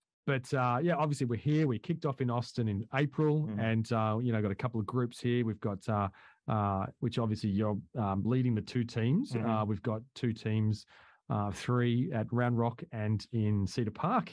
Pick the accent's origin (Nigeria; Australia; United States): Australia; I'm from Australia.